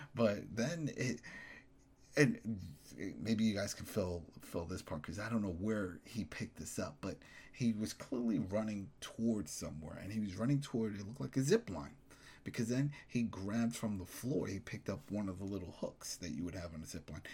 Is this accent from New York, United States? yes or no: yes; New York, United States; as a New Yorker